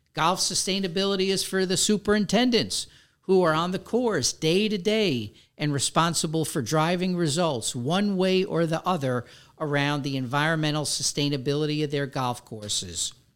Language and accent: English; New York City, New York, United States; moved away as an adult; also born or lived in Westchester, New York; now in West Palm Beach, United States; Growing up in the Bronx